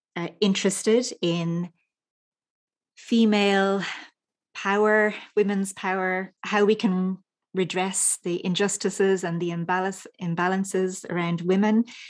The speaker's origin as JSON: {"language": "English", "country": "Ireland", "tie": "born or raised there", "said": "as a little girl growing up in Ireland"}